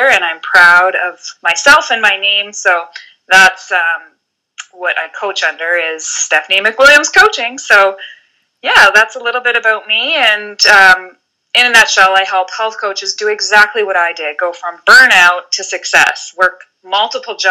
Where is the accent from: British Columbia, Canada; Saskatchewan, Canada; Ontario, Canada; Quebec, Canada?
British Columbia, Canada; Vancouver Island; moved away as an adult; now in Halifax, Canada; I grew up on Vancouver Island in British Columbia, moving coast to coast about 10 years ago.